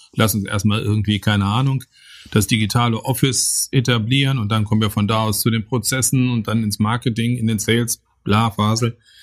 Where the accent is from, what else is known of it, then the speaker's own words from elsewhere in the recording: Bochum, North Rhine-Westphalia, Germany; als Kinder des Ruhrgebiets